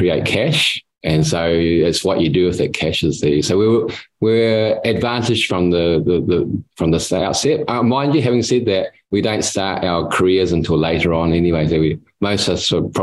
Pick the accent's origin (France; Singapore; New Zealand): New Zealand; moved away as an adult; now in Australia; originally I come from New Zealand. 60 years ago, I was born in New Zealand and I studied there, went to school there, did my university.